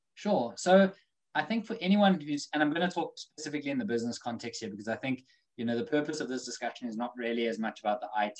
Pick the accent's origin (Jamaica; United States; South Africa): South Africa; now in United Kingdom; growing up in Africa, that wasn't the thing. But since coming to the UK